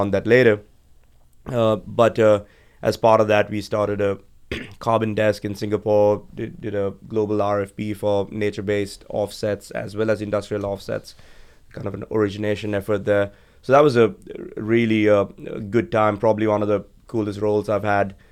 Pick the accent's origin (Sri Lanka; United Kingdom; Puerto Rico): Sri Lanka; moved away as an adult; also born or lived in Georgia, United States; I was uh, born and raised in Sri Lanka, beautiful island on the other side of the world